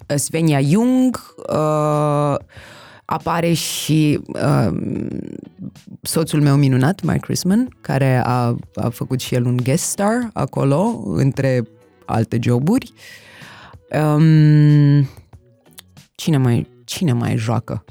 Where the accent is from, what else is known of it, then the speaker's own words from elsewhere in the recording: Bucharest, Romania; also born or lived in Berlin; născută și crescută în București